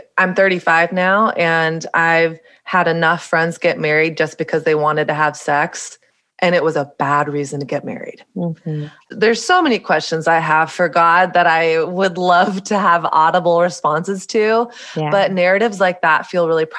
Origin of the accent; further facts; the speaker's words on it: the South, Southern United States, United States; moved away as an adult; now in New York City, United States; growing up in Southern evangelical Bible Belt culture